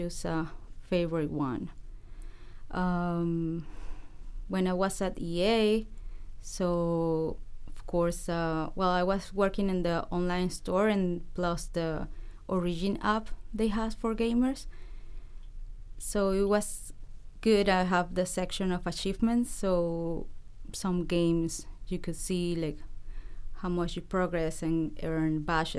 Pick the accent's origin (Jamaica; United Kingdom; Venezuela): Venezuela; English is a second language; moved away as an adult; now in Vancouver, Canada; I'm from Venezuela. I studied computer science over there.